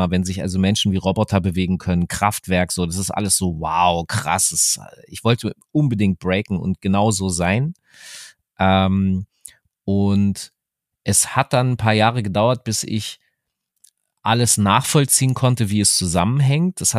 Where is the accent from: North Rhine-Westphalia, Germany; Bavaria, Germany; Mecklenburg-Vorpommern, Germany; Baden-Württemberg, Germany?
Mecklenburg-Vorpommern, Germany; Rostock; dänische kam rein bei uns in Rostock.